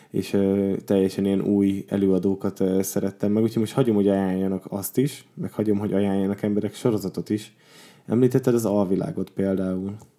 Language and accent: Hungarian; Borsod-Abaúj-Zemplén, Hungary; én Borsodból származom